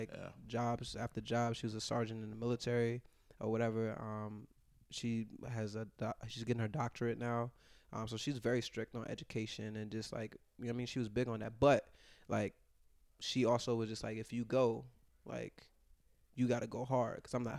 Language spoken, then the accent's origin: English; Virginia, United States; I mean, in Virginia, it's, like, nothing there. You know what I mean? It's, like, zero. Like empty streets, like, trees and shit.